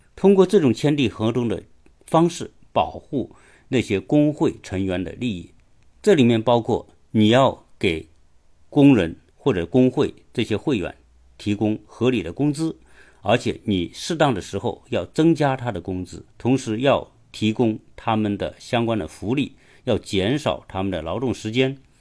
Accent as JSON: {"language": "Chinese", "country": "China", "said": "我们中国人都是非常熟悉的"}